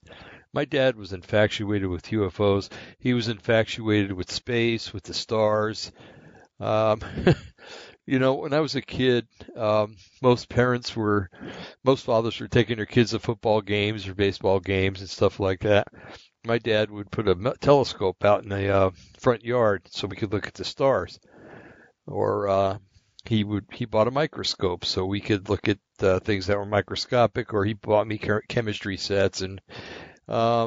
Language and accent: English; Bergen County, New Jersey, United States; also born or lived in Linn County, Oregon; now in Oregon, United States; we grew up in Bergen County, New Jersey